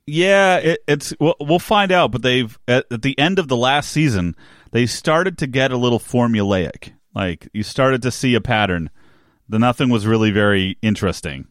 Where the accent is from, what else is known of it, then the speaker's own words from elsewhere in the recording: New Jersey, United States; I grew up in New Jersey